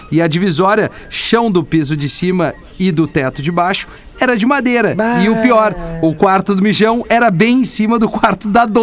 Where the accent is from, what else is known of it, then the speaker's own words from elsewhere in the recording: Piratini, Rio Grande do Sul, Brazil; now in Curitiba, Brazil; Sou de Piratini, no interiorzinho do Rio Grande do Sul, mas hoje estou em Curitiba.